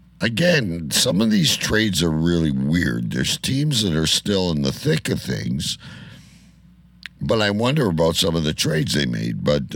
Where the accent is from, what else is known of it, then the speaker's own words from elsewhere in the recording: Canada; Yes, I'm a Canadian.